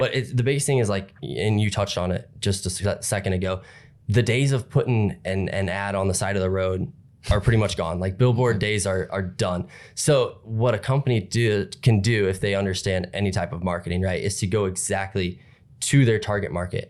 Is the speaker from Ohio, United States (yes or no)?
yes; Napoleon, Ohio, United States; I'm from Napoleon, Ohio.